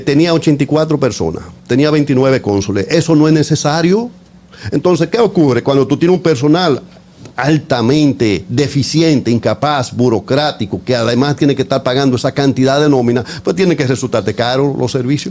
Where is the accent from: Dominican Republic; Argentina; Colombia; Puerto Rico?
Dominican Republic; moved away